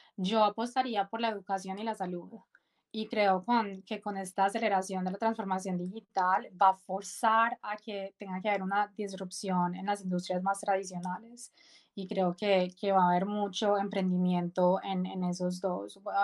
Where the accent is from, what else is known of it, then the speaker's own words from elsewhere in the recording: Medellín, Antioquia, Colombia; moved away as an adult; soy colombiana, nací en Medellín